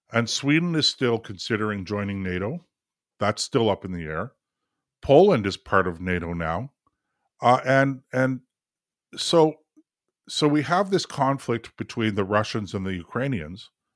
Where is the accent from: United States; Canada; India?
Canada; for us here in Canada